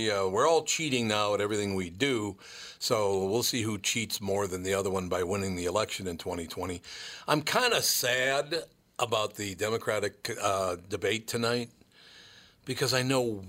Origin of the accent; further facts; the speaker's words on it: Minnesota, United States; we're from Minnesota.